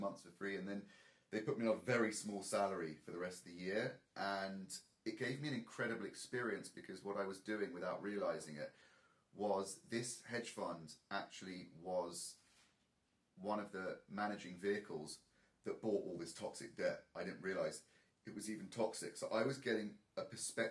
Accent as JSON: {"language": "English", "region": "London", "country": "United Kingdom", "tie": "born or raised there", "moved": "as an adult", "lives_now": "Los Angeles, United States", "said": "I actually grew up in London. Yeah, no, I did. I was born and raised. And I lived there till I was 26 years old."}